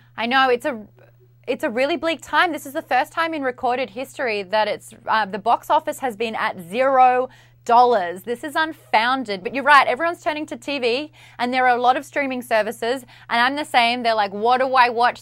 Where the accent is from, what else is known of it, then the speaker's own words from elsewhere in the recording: Australia; I'm Australian.